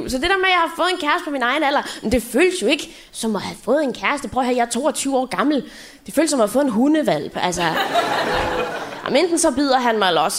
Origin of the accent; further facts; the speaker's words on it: Southern Denmark, Denmark; accent: Funen; jeg kom jo fra Fyn af, så jeg snakkede fynsk